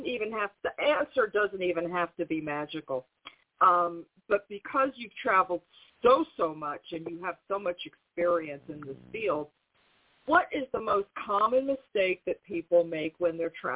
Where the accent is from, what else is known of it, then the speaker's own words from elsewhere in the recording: New York, United States; now in Southern United States; the culture shock I had as a New Yorker coming to live in the South.